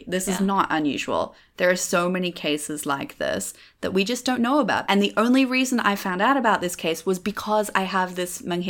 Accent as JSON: {"language": "English", "country": "Australia", "moved": "as an adult", "lives_now": "Jakarta, Indonesia", "said": "I'm Australian. I've been living in Indonesia for the last 5 years, most of that in Jakarta."}